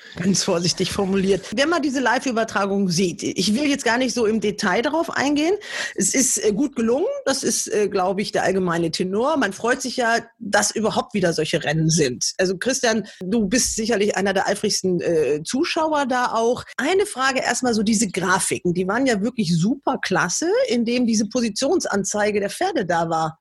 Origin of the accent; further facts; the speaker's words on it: Germany; als Deutscher